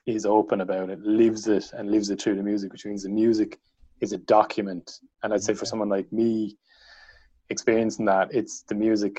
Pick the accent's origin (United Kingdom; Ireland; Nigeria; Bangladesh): Ireland; County Wexford, Leinster; I'm from County Wexford